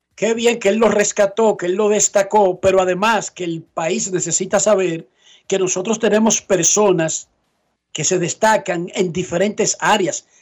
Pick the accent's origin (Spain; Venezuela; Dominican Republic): Dominican Republic; como dominicano